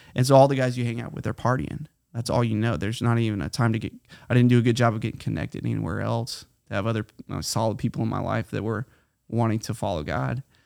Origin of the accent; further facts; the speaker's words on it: Titusville, Florida, United States; moved away as an adult; also born or lived in Hawaii / California; now in Guatemala; I grew up here in Titusville, Florida, right between Titusville and Mims